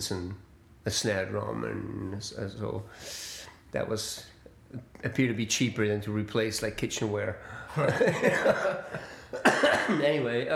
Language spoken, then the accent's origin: English; Switzerland; moved away; also born or lived in Far East / Spain / Italy; I was born in Switzerland